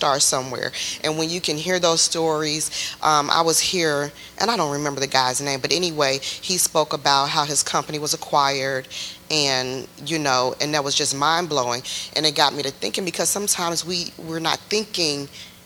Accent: Chicago, Illinois, United States; moved away as an adult; now in Texas, United States; I'm not from Texas. We're from Chicago.

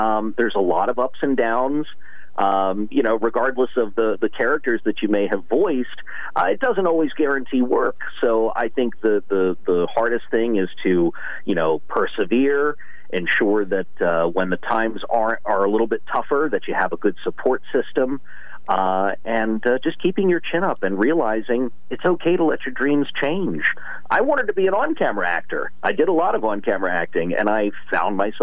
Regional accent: Washington, District of Columbia, United States; moved away as an adult; also born or lived in Maryland; now in Los Angeles, United States; I grew up in Washington, D.C.

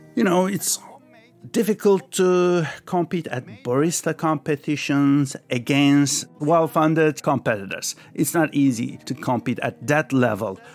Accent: Istanbul, Turkey; also born or lived in Paris, France; now in United States; I was born in France, Paris, but when I was five years old, my family moved back to Turkey. So I grew up in Turkey, Istanbul

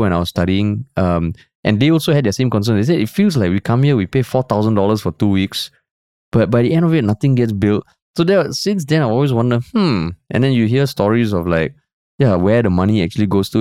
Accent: Singapore

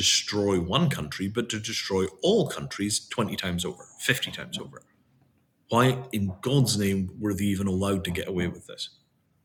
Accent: India; as an Indian

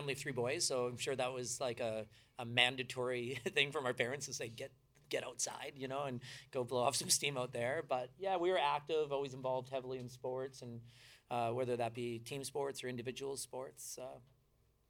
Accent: Calgary, Alberta, Canada; we grew up mainly in Calgary.

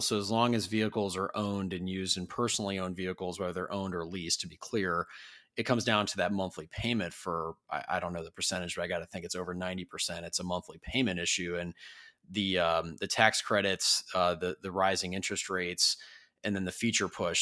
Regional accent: Columbus, Ohio, United States; I'm actually from Columbus originally

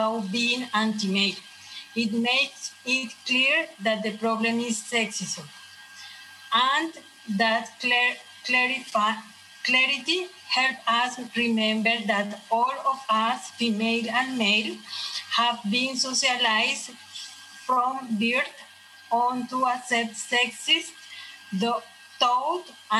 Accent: Colombia; English is a second language; moved away; I am from Colombia, and I'm here at the Living Center as a student for improve my English.

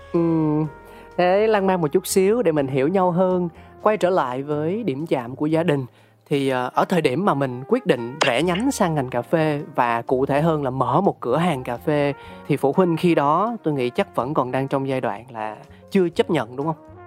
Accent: Ho Chi Minh City, Vietnam; tôi sinh ra và lớn lên tại thành phố Hồ Chí Minh

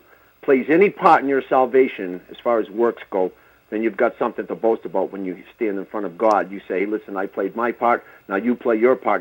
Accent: Boston, Massachusetts, United States; I'm from Boston.

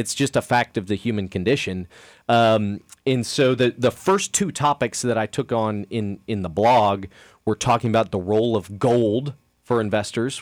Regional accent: Kansas City, United States; I grew up in Kansas City

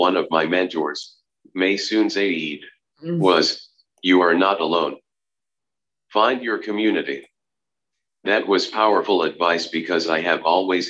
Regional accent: Concord, New Hampshire, United States; my hometown of Concord

